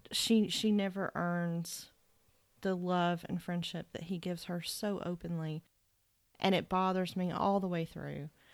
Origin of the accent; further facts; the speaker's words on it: Macon, Georgia, United States; Hoke is from Macon and so am